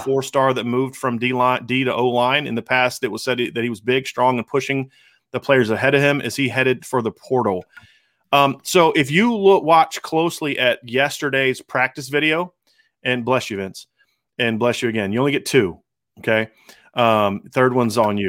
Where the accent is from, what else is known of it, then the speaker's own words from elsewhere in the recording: Northwest Ohio, United States; moved away; also born or lived in Pennsylvania; I grew up in Northwest Ohio.